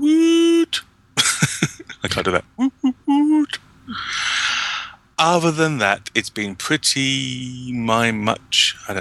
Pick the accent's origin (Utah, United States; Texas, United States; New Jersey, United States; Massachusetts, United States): Massachusetts, United States; Boston; accent: Boston; Please note that I'm not British or Australian, although I am from Boston and sound like I am from Boston.